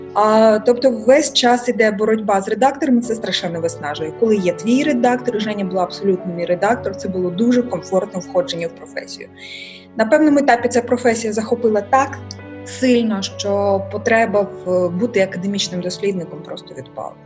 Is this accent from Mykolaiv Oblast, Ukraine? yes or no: yes; Mykolaiv, Mykolaiv Oblast, Ukraine; Ukrainian is a second language; moved away as an adult; now in Kyiv, Ukraine; Я сказала з Миколаєва